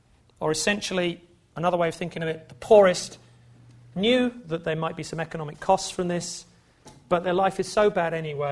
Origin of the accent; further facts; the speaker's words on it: England, United Kingdom; It's interesting because I think of myself as English and not British, so when I saw this it was quite interesting to me.